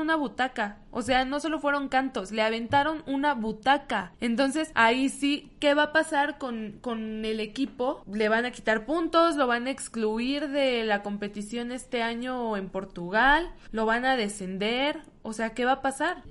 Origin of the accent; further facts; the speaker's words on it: Mexico City, Mexico; somos chilangos